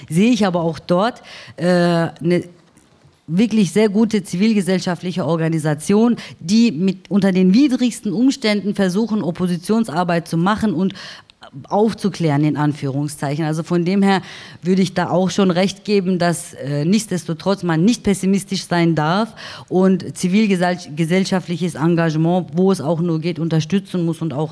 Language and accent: German; Baden-Württemberg, Germany; Also ich bin in Süddeutschland groß geworden, in einem schwäbischen Dorf.